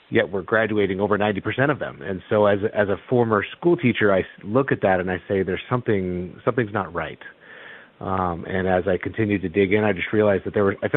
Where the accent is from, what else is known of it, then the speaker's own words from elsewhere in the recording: Littleton, Colorado, United States; moved away as an adult; also born or lived in Texas; Littleton Public Schools, which is where my wife and I graduated from Arapahoe High School